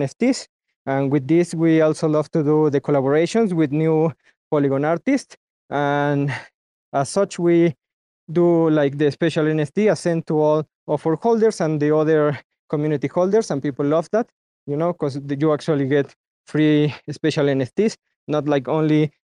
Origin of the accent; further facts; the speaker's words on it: Mexico; I'm myself from Mexico